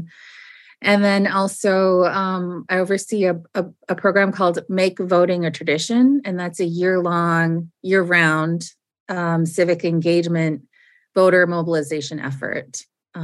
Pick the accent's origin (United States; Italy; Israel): United States; Lauderdale, Minnesota; also born or lived in Leech Lake Reservation, Minnesota; I'm from the Leech Lake Band of Ojibwe, where I was born. And then we moved to the Twin Cities area, and I grew up in the Lauderdale neighborhood